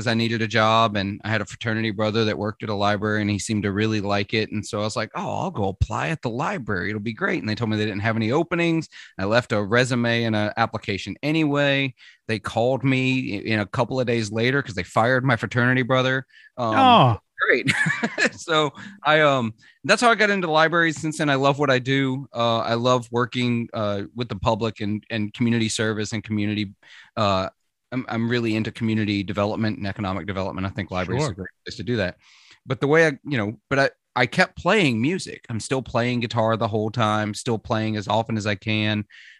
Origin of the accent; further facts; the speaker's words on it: Mississippi, United States; accent: Southern accent; I'm from Mississippi. For those that don't know, if you can't hear it in the accent, that's okay. I worked very hard to get rid of my accent when I was 16 because ashamed of my Southern accent, but I've since allowed it to come back.